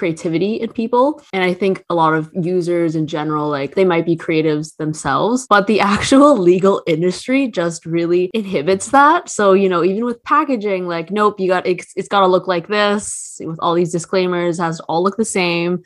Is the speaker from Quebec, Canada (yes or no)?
no; Toronto, Ontario, Canada; I'm from Toronto. There's no mountains here